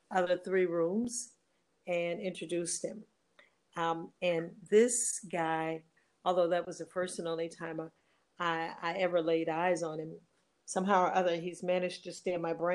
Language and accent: English; Detroit, Michigan, United States; moved away as an adult; also born or lived in Arkansas; now in Ghana; originally I was born in Arkansas, and I've lived in Detroit most of my life, and I have officially been in Ghana 10 years